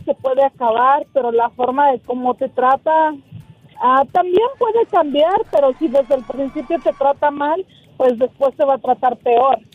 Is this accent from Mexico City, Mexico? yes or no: no; State of Mexico, Mexico; moved away as an adult; now in United States; soy del Estado de México